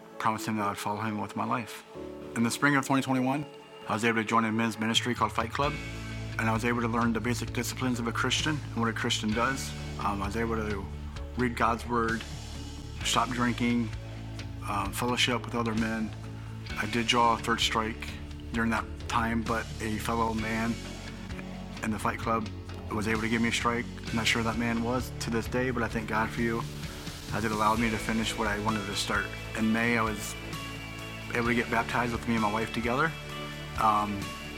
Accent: Bucyrus, Ohio, United States; I'm from Central Ohio in a town called Bucyrus

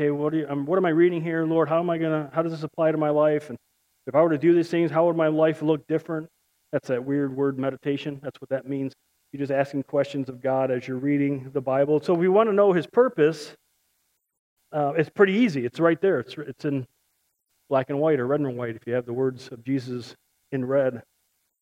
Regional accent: Chicago, Illinois, United States; I'm from Chicago. I can't speak right

